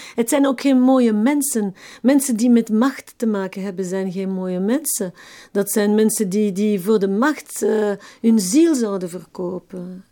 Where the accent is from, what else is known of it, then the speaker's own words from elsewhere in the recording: Evere, Brussels-Capital Region, Belgium; accent: Brussels dialect; also born or lived in Schaerbeek; Ik werd in Schaarbeek geboren, maar ik heb ehm, in Evere heel mijn jeugd gewoond.